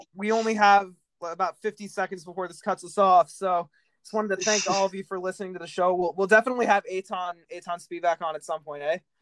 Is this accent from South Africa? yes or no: no; United States; as an American